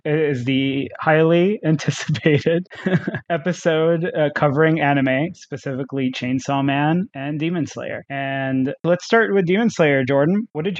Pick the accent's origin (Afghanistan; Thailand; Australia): Thailand; What I had growing up in Thailand was Animax.